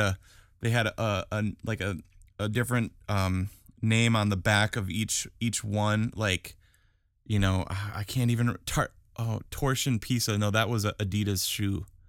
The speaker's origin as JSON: {"language": "English", "region": "Wisconsin", "country": "United States", "said": "I'm from Wisconsin"}